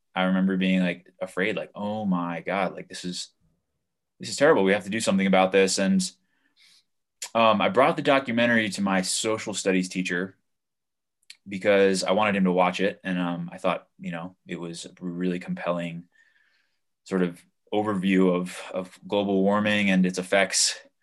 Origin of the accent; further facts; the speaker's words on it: Hudson Valley, New York, United States; moved away as an adult; now in Colorado, United States; I moved back to my hometown in New York